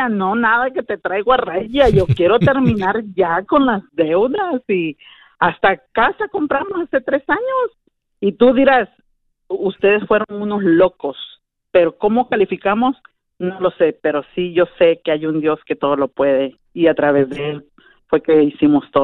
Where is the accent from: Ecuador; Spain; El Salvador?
El Salvador; yo soy salvadoreña.